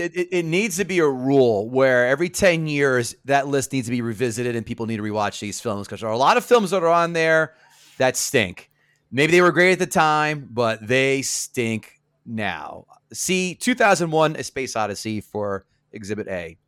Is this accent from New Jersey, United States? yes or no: yes; Central New Jersey, United States; I'm from Central Jersey